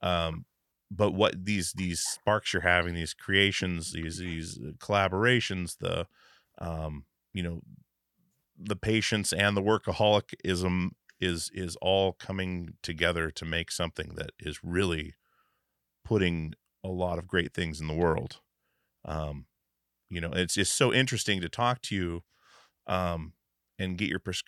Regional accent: Alaska, United States; now in Portland, United States; I live in Portland, Oregon now, grew up in Alaska

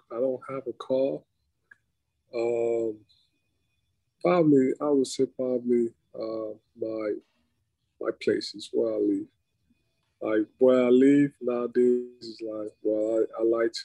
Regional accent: Cameroon; now in Philadelphia, United States; growing up in Cameroon or in Africa in general

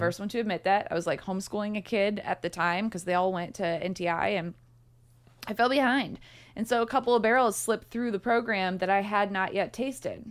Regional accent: St. Louis, Missouri, United States; now in Louisville, United States; I'm from Saint Louis where the zoo is free

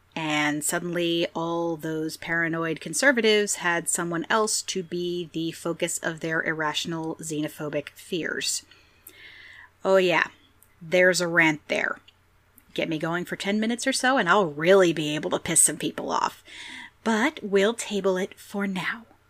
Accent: Pennsylvania, United States; various places in Pennsylvania, my home state

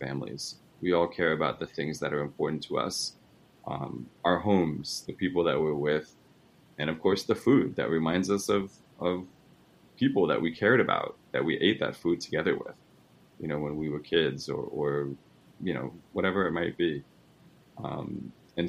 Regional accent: New York, United States; I'm from New York, and my parents are Italian

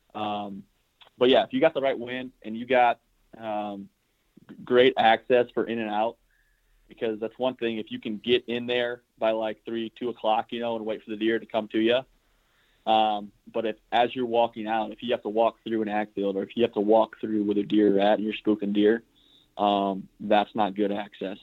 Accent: South Central Iowa, United States; I'm from South Central Iowa. Uh, I live in a small town called Granger, yep. which is a suburb of Des Moines

